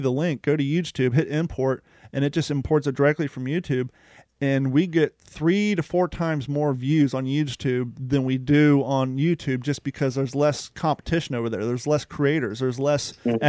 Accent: Columbus, Ohio, United States; also born or lived in Kentucky; we're born in Kentucky, but we grew up in Columbus

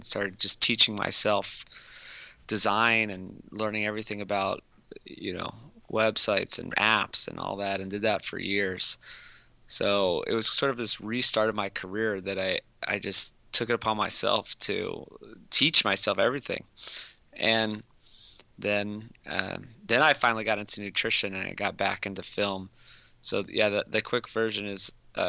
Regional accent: Hawaii, United States; moved away as an adult; also born or lived in Los Angeles, California; I grew up in Hawaii

